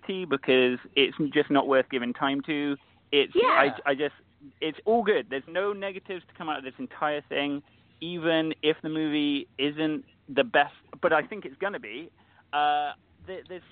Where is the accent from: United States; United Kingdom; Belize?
United Kingdom; England; now in Canada; I'm originally from England, so I'm not Canadian, but I now live in Canada